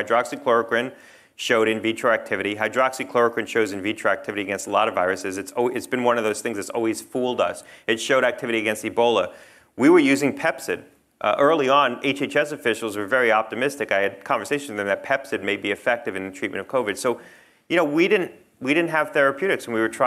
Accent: New Jersey, United States; now in Connecticut, United States; I grew up in New Jersey.

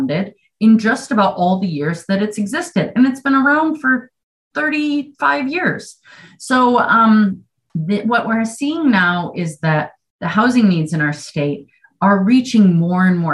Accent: Western New York, United States; moved away as an adult; now in Vermont, United States; if you can't tell by a slight accent, that I'm not from Vermont. And so I've only been here about 20 years. And being from New York, Western New York

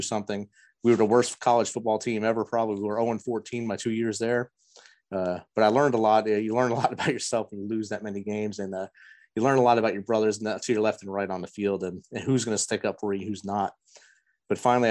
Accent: Jersey City, New Jersey, United States; moved away as an adult; also born or lived in Kansas; I was born and raised in Jersey City, New Jersey

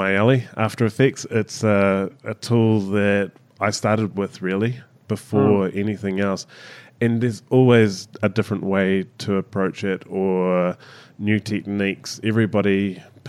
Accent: New Zealand; As a Kiwi

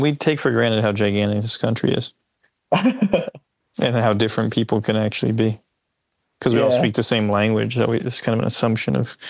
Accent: New Jersey, United States; also born or lived in Oakland; Yeah, but I went to school in Philly and then I moved to Oakland and then I came back to Jersey.

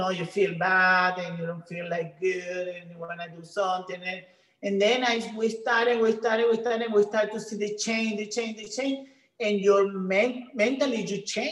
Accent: Venezuela; English is a second language; moved away as an adult; now in United States; I'm from Venezuela, so my English is not so good

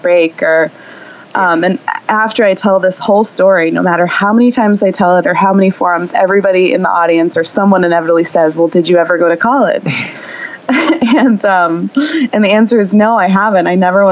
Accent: New Jersey, United States; I grew up in New Jersey, in the suburbs.

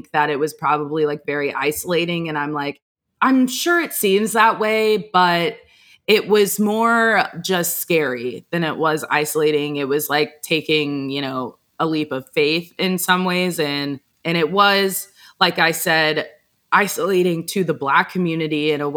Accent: Texas, United States; moved away as an adult; also born or lived in Alabama; where I grew up in Texas, like I grew up in one of those, I don't even know how to describe the place I'm from. It's like very cookie cutter white suburbia

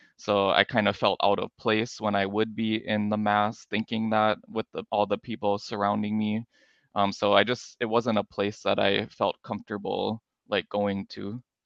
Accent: Minnesota, United States; moved away as an adult; also born or lived in North Dakota; now in Hawaii, United States; I was born in North Dakota, and then I grew up in Minnesota

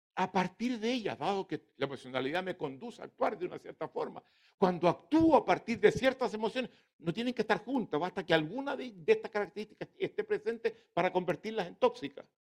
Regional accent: Chile; somos los, los chilenos

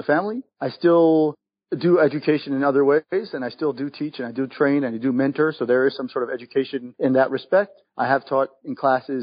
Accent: New York, United States; moved away as an adult; now in Israel; I was born and raised in New York.

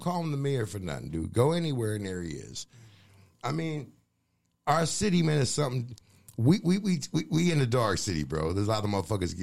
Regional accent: Fayetteville, North Carolina, United States; also born or lived in Boston; The city of Fayetteville and music in Fayetteville, I'm an original

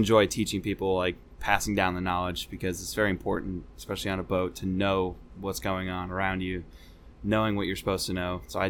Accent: New England, United States; I definitely liked the... I grew up in New England. Seeing all the seasons is great.

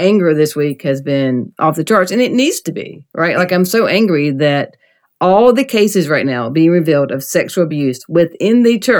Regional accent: the South, United States; especially maybe growing up in the South and being gay

